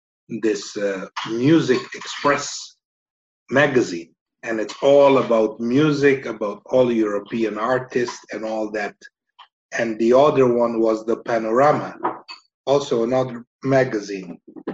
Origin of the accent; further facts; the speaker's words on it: Aruba; moved away as an adult; also born or lived in Estonia; So on Aruba, growing on the island